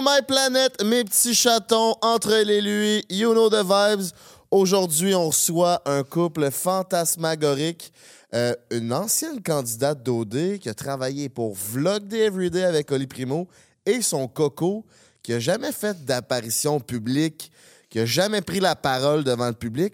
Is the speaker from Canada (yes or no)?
yes; Quebec City, Quebec, Canada; now in Montreal, Canada; on vient de Québec